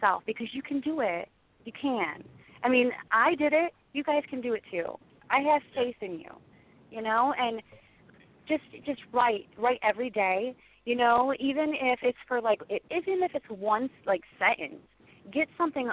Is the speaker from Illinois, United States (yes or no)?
no; Monroeville, Ohio, United States; I'm from Ohio